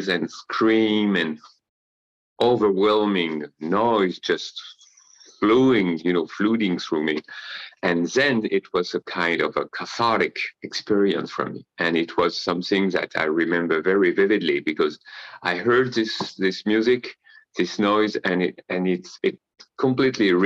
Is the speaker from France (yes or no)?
yes; Paris, Île-de-France, France; I'm living currently in Paris, in France. I was born in Paris 47 years ago.